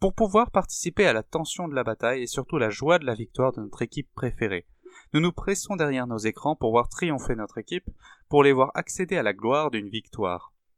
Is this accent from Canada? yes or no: no; France; nous sommes français avant d'être chrétiens